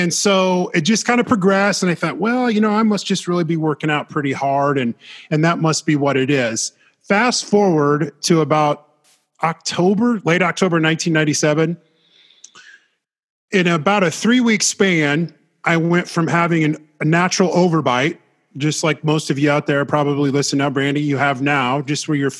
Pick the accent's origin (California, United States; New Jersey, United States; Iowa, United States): Iowa, United States; Des Moines; moved away as an adult; I'm from Iowa, central Iowa, Des Moines area